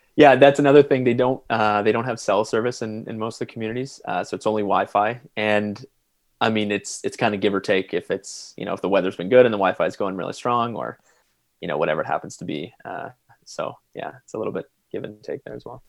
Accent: London, Ontario, Canada; I grew up in London, Ontario

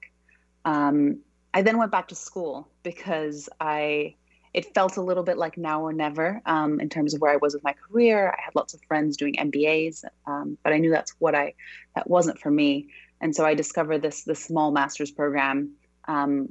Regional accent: Brazil; also born or lived in Australia / United States / New York; now in London, United Kingdom; I'm originally from Brazil, but I've kind of lived all over the world. I've spent a long time living in Australia, a long time in the US, and now I actually live in London

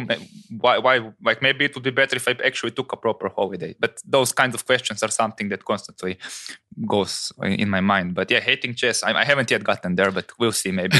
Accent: Croatia

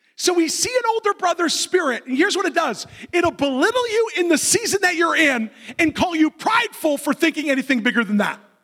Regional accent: Canada; I'm not a Canadian Christian.

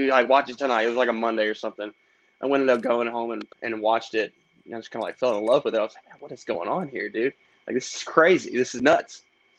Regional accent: White House, Tennessee, United States; I grew up in White House, Tennessee.

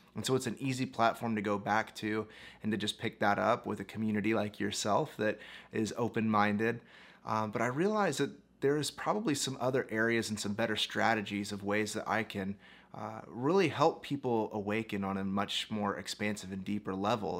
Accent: United States; I was born in the United States as a pastor's kid and grew up and became a minister

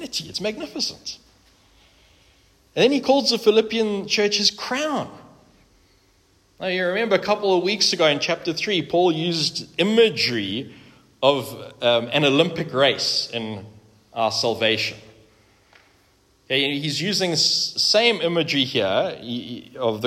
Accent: South Africa; we are South African is by the by, frankly. We're proudly South African

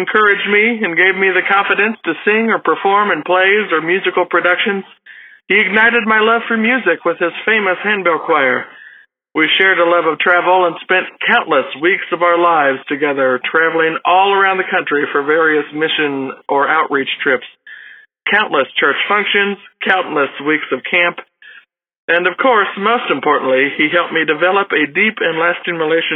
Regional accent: Johnston City, Illinois, United States; I'm from Johnston City, Illinois

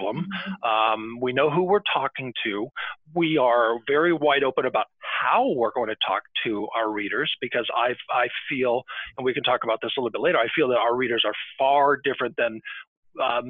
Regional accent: Arizona, United States; moved away; when I was a kid growing up in Arizona

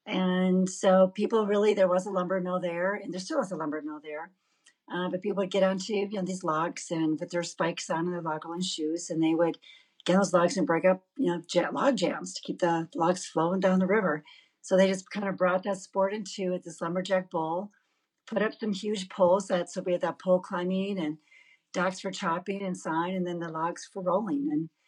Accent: Hayward, Wisconsin, United States; Hayward, Wisconsin, where is my hometown

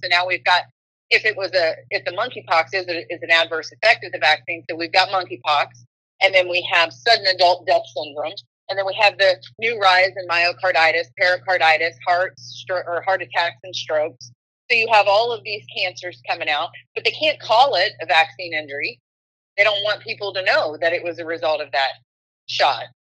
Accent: Oxford, Ohio, United States; my hometown of Oxford, Ohio

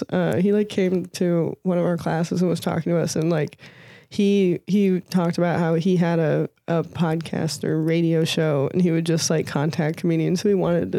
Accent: St. Louis, Missouri, United States; also born or lived in Northern California; I'm from St. Louis originally, and then I finished high school in Northern California.

